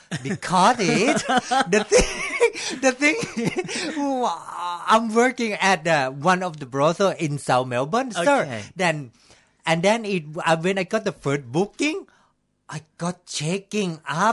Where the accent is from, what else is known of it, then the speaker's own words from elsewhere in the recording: Thailand; English is a second language; Yeah, I'm from Thailand.